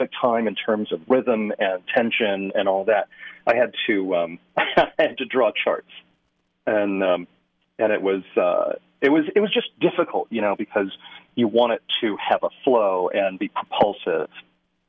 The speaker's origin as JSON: {"language": "English", "region": "Western Massachusetts", "country": "United States", "tie": "born or raised there", "also_born_or_lived": "California / Idaho", "moved": "yes", "said": "I grew up in Western Massachusetts"}